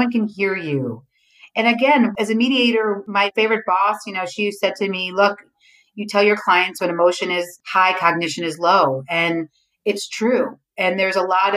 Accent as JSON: {"language": "English", "town": "New York City", "region": "New York", "country": "United States", "tie": "born or raised there", "said": "We grew up in Avenue C and 14th Street"}